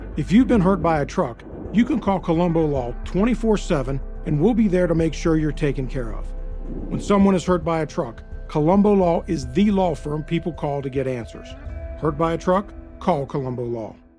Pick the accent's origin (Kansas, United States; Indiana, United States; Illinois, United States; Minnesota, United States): Minnesota, United States; as a Minnesotan